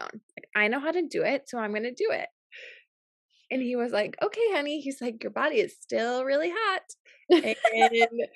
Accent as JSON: {"language": "English", "town": "New Berlin", "region": "Wisconsin", "country": "United States", "tie": "born or raised there", "said": "I grew up in in New Berlin, Wisconsin, which is really close to Waukesha."}